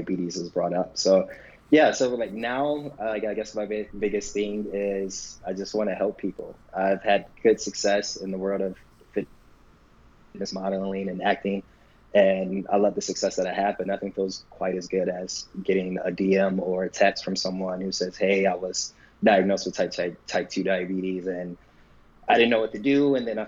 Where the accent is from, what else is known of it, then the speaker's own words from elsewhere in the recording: Michigan, United States; moved away as an adult; also born or lived in Boston; now in Los Angeles, United States; I grew up in Michigan